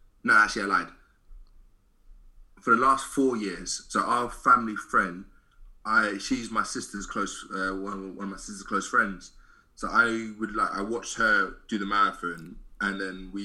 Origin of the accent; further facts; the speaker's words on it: London, United Kingdom; I'm from Southeast London myself